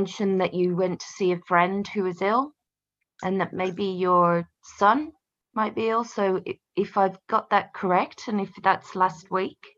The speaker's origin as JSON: {"language": "English", "region": "England", "country": "United Kingdom", "tie": "born or raised there", "said": "I grew up here and in England, in this house"}